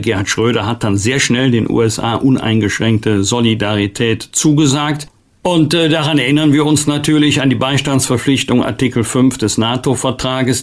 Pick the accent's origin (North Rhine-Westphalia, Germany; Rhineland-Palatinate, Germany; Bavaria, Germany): North Rhine-Westphalia, Germany; Bergisch Gladbach; aus meiner Heimatstadt Bergisch ladbach